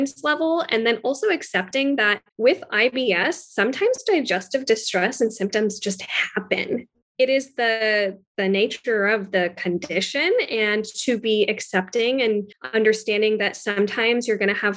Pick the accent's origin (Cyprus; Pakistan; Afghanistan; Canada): Pakistan; I'm Pakistani, and the base of all of our foods is onion, garlic, and tomatoes